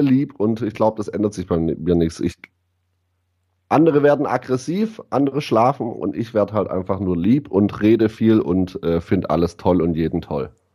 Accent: Ditzingen, Baden-Württemberg, Germany; ich komme aus, aus dem geilsten Dorf der Welt und zwar aus Ditzinger

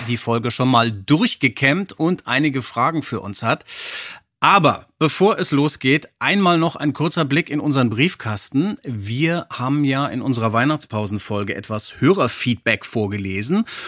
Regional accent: Frankfurt am Main, Hesse, Germany; Frankfurt am Main, meiner Heimatstadt

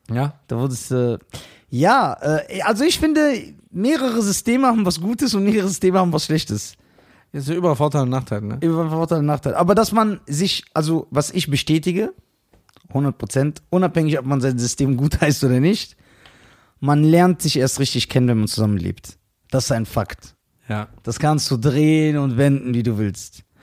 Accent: Germany; Also wir nicht, ich bin Deutscher

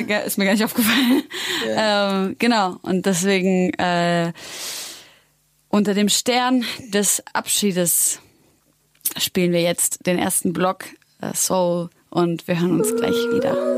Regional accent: Syria; ich bin Syrerin.

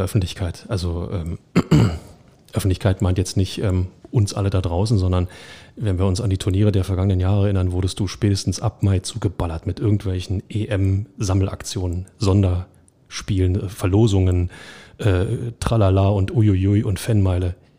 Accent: Berlin, Germany; als Berliner

